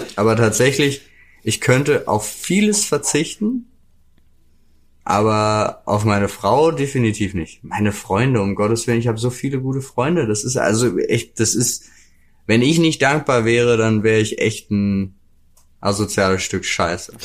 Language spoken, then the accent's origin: German; North Rhine-Westphalia, Germany; also born or lived in Jena; now in Berlin, Germany; ich ja meine Kindheit auch irgendwie in NRW verbracht